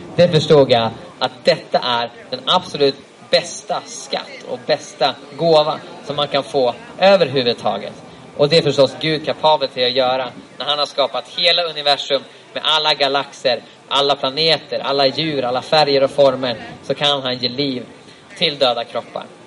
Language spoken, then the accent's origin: Swedish; Sweden; jag som svensk